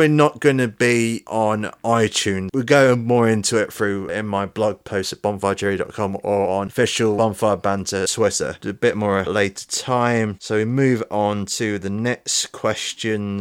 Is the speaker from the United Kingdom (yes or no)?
yes; Leeds, Yorkshire and the Humber, United Kingdom; in Leeds, what's my hometown